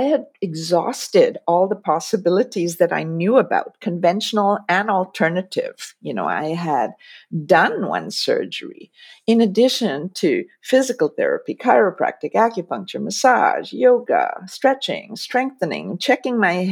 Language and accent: English; India; moved away; I was raised in India. My father's Indian, my mom's Dutch